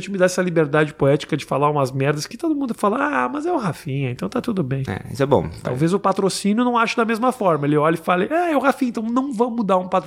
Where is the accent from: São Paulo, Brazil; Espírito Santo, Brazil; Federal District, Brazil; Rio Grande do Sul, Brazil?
Rio Grande do Sul, Brazil; now in New York, United States; eu que sou gaúcho.